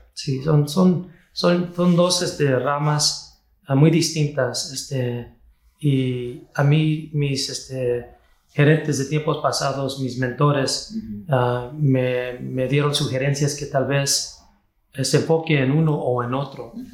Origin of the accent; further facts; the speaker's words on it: Kansas City, Missouri, United States; Yo nací aquí en la ciudad de Kansas City, Missouri, en los Estados Unidos